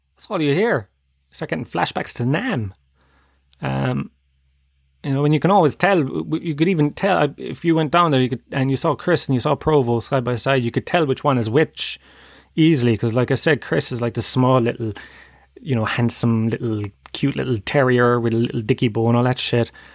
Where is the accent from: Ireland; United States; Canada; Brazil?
Ireland; Tralee, Munster; moved away; I come from Tralee